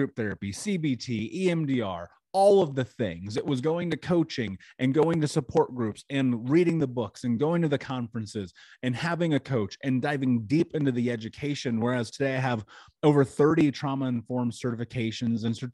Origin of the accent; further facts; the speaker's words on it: Indianapolis, Indiana, United States; I grew up in Indianapolis.